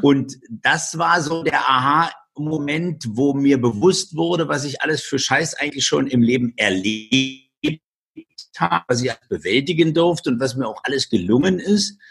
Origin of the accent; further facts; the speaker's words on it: Germany; bei uns in Deutschland